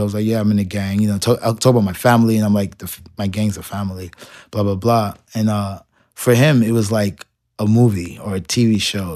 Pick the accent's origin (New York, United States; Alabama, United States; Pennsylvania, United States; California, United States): New York, United States; New York City; I grew up in Marble Projects